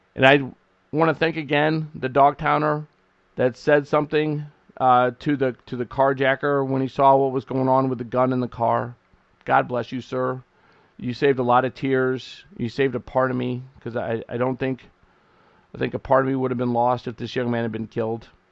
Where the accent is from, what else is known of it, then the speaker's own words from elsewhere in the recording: United States; we as the American people